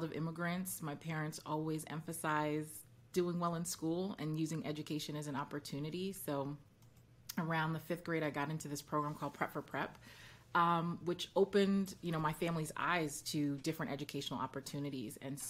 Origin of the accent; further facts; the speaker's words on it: New York City, New York, United States; I grew up in Brooklyn, which is, you know, a melting pot, very West Indian neighborhood.